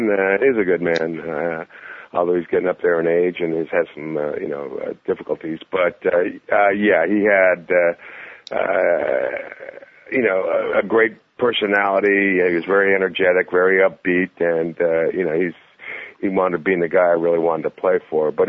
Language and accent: English; San Jose, California, United States; I'm, I'm from San Jose, so I'm about 20 miles down the road